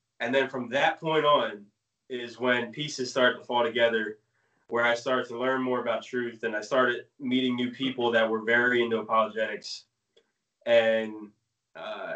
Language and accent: English; New Jersey, United States; also born or lived in Maine; I moved to Jersey when I was 9.